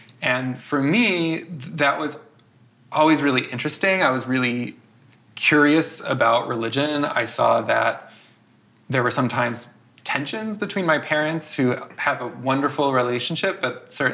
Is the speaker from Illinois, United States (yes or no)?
yes; outside of Chicago, Illinois, United States; I grew up outside of Chicago.